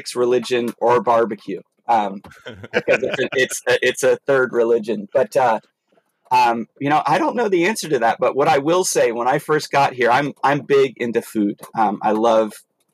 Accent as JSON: {"language": "English", "region": "Maryland", "country": "United States", "tie": "born or raised there", "also_born_or_lived": "Arizona", "moved": "yes", "said": "I actually lived in Arizona for 7 years, but I grew up in Maryland"}